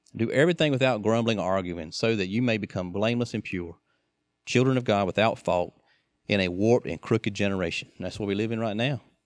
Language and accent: English; United States; we're Americans